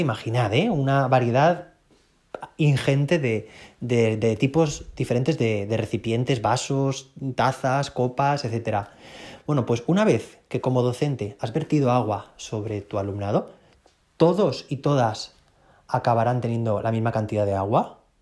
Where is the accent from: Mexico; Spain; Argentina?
Spain; soy bastante gallego, decimos aquí en España